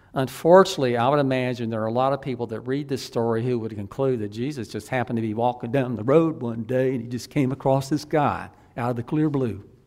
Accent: the Old South, United States; I was from the Old South

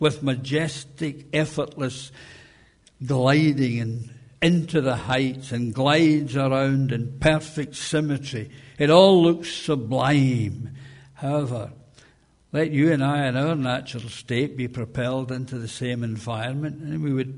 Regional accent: Scotland, United Kingdom; as a Scottish person

